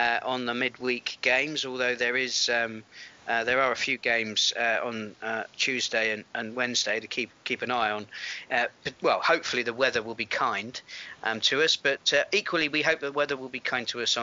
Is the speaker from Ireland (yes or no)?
no; Devizes, South West England, United Kingdom; Devizes Town, my hometown club